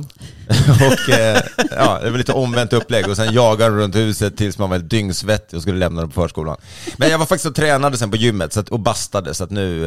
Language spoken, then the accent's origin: Swedish; Sweden; jag då som är svensk